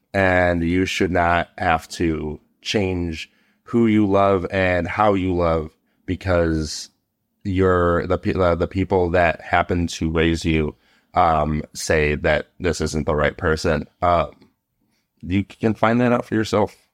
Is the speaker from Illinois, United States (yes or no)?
yes; Chicago, Illinois, United States; I'm from Chicago.